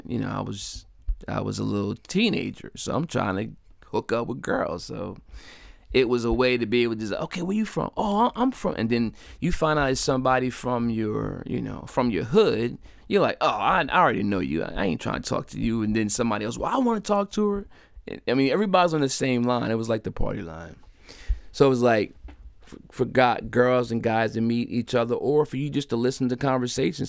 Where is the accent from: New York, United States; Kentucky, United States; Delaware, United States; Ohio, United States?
Delaware, United States; my home state of Delaware